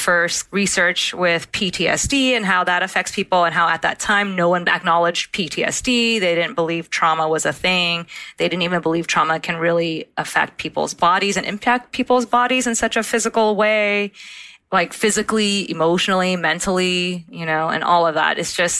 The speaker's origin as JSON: {"language": "English", "country": "United States", "tie": "born there", "said": "…, second part of my name, …, in Vietnamese means America. And so 9 months later, I was born in the States."}